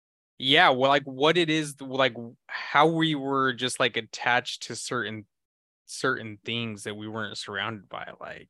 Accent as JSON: {"language": "English", "region": "Idaho", "country": "United States", "tie": "born or raised there", "said": "for me growing up in Idaho"}